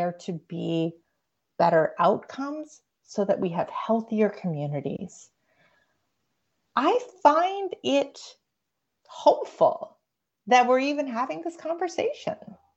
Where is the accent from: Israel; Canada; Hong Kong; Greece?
Canada; now in United States; I grew up in Canada